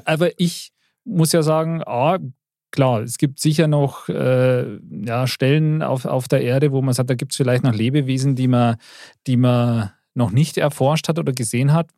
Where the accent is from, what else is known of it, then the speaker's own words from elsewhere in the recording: Bavaria, Germany; als Bayer